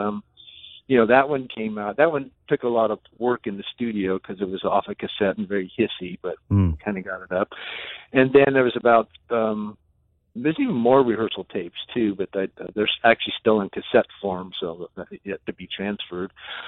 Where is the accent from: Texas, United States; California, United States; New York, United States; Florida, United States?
California, United States; Where I grew up in California